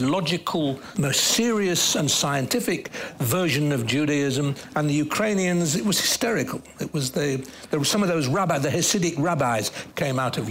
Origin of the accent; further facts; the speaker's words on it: Manchester, North West England, United Kingdom; growing up in North Manchester